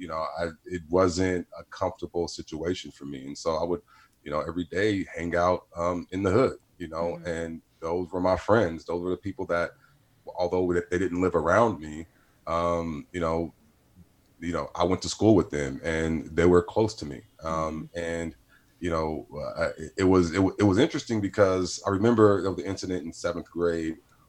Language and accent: English; Stockton, California, United States; but yeah, I grew up in Stockton. I'm the last of eight. So I'm the baby.